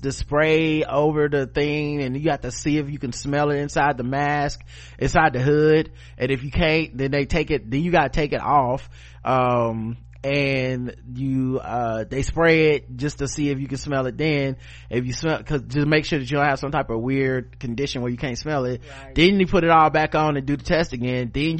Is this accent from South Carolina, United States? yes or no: yes; South Carolina, United States; moved away as an adult; now in Ogden, United States; I'm a middle-aged brother, born and raised in South Carolina, currently living and teaching in Ogden, Utah. I haven't moved out here with my family in 2015.